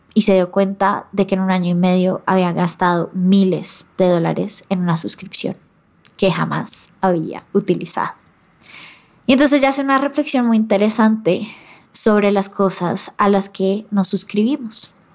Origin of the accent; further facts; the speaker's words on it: Colombia; como colombiana que soy yo